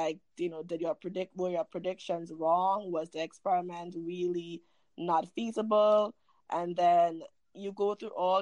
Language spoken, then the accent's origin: English; Chaguanas, Couva-Tabaquite-Talparo, Trinidad & Tobago; moved away as an adult; now in United States; I grew up in central Trinidad, is an area called Chaguanas